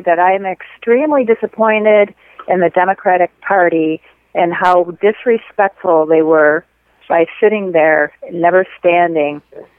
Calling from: Saranac Lake, New York, United States; I'm calling from way upstate New York by the Adirondack Mountains.

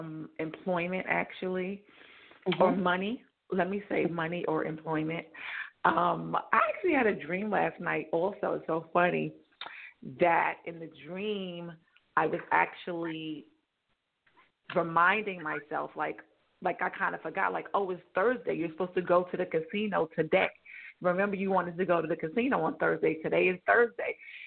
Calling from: New York, United States; I'm in New York.

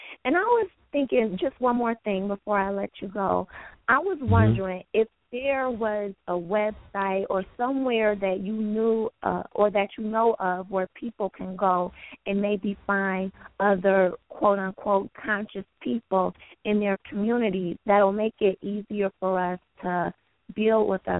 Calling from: Pontiac, Michigan, United States; I'm calling from Pontiac, Michigan.

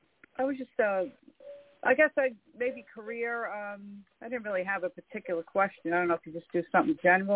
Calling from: New York, United States; I'm calling from New York.

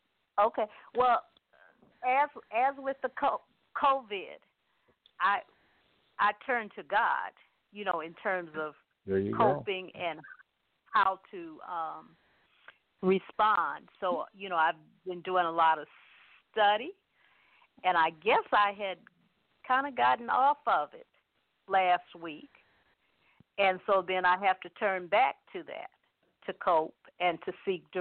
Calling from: Cleveland, Ohio, United States; from Cleveland, and I just tuned

